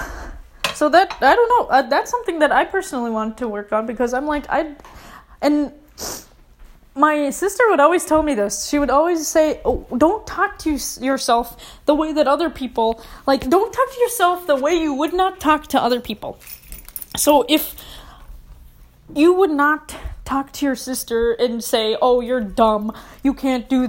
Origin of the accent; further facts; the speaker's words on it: Minneapolis, Minnesota, United States; I grew up in Minneapolis